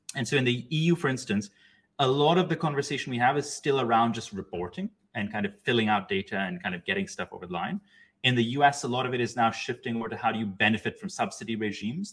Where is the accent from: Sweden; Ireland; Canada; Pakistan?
Pakistan; moved away; I grew up in Pakistan